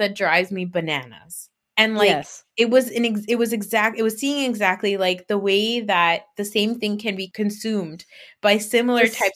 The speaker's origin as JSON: {"language": "English", "country": "Pakistan", "said": "my culture in Pakistan"}